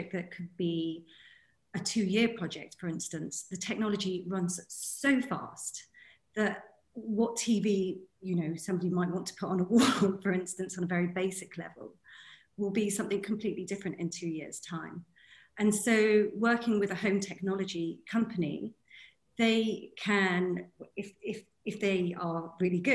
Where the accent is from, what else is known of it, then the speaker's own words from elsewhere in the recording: United Kingdom; moved away as an adult; now in The Hague, Netherlands; I'm a British interior designer, but I'm based in the Netherlands in The Hague